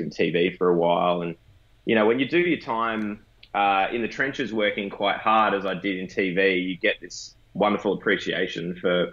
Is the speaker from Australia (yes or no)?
yes; Warrnambool, Victoria, Australia; I grew up down in Warrnambool, which is southwest Victoria, a bit of a country town.